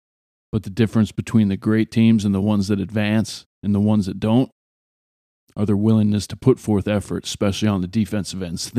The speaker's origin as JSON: {"language": "English", "country": "Ireland", "said": "Well, yeah, I'm Irish. Yeah, it's St. Patrick's Day around the corner."}